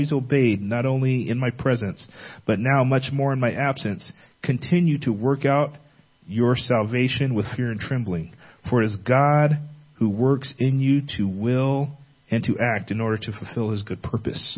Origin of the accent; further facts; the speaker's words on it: California, United States; growing up in California